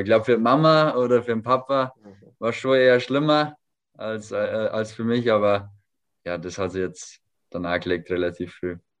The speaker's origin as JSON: {"language": "German", "area": "home village five minutes from Vilshofen", "region": "Bavaria", "country": "Germany", "tie": "born or raised there", "moved": "yes", "said": "fünf Minuten von meinem Heimatdorf weg"}